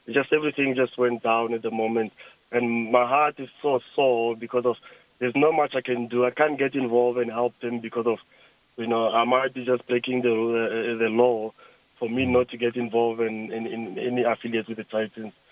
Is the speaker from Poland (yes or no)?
no; Lulekani, Limpopo, South Africa; my my place where I grew up in Lulekani